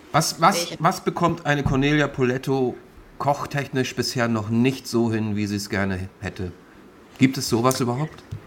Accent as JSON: {"language": "German", "country": "Austria", "moved": "yes", "lives_now": "Hamburg, Germany", "said": "ich bin ja nun mal ähm, Schluchtenscheißer, das heißt also, ich bin ja Österreicher eigentlich."}